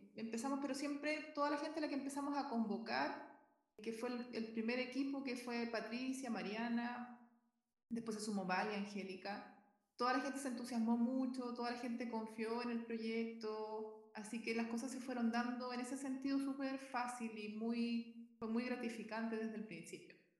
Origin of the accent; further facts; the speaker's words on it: Concepción, Biobío, Chile; moved away as an adult; now in Viña del Mar, Chile; vivo en Viña del Mar, pero nací en Concepción, así que soy sureña